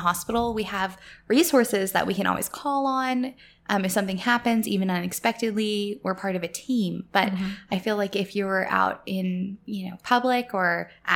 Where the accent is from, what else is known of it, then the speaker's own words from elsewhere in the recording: Texas, United States; I'm from Texas